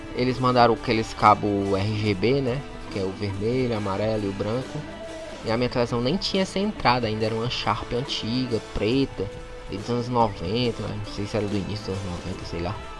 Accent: Fortaleza, Ceará, Brazil; eu sou de Fortaleza, eu sou do Zé Walter, é até um bairro conhecido aí no Brasil todo

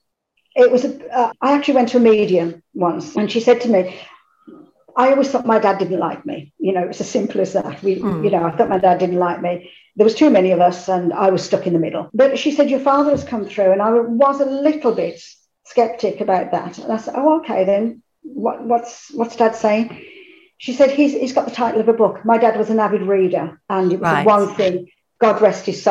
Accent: Birmingham, West Midlands, United Kingdom; I am from Birmingham, so if the accent

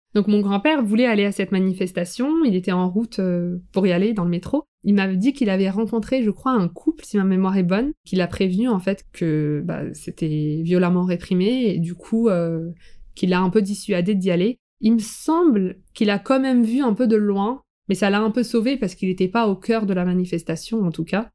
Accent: France; j'habite en France, je suis née en France

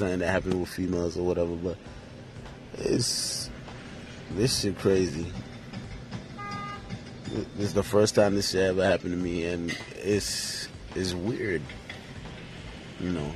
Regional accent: New York, United States; also born or lived in Haiti (ancestry); now in North Miami, United States; I'm originally from New York.

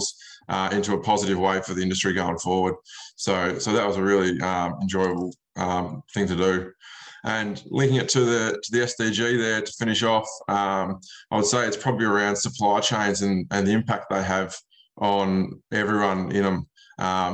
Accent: Western Victoria, Australia; I'm from Western Victoria. That's where Culloa is, James, out near Hamilton, the SA border

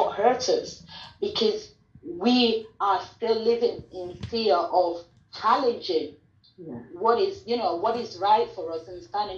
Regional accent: Sierra Leone; moved away; I'm from Sierra Leone

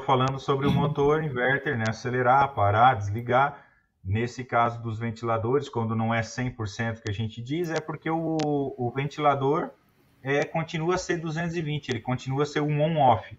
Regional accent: Brusque, Santa Catarina, Brazil; Eu sou de Brusque, Santa Catarina.

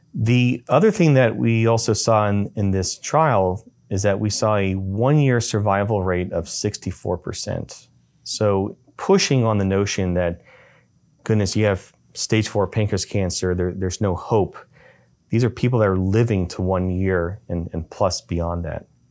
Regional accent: Baton Rouge, Louisiana, United States; moved away; My background uh, comes from uh, growing up in uh, Louisiana. Uh, I'm from Baton Rouge, Louisiana.

